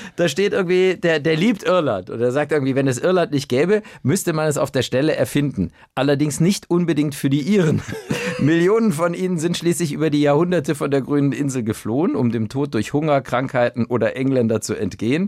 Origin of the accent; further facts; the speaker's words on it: Cologne, North Rhine-Westphalia, Germany; als Kölner